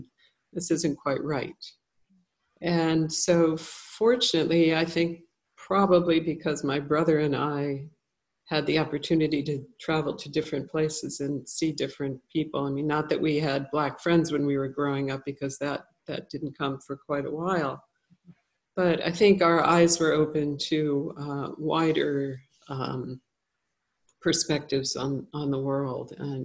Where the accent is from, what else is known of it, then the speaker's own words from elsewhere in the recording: California, United States; born there; also born or lived in Italy; I was actually not born in Chicago. I was born in Southern California, and my family moved around quite a bit.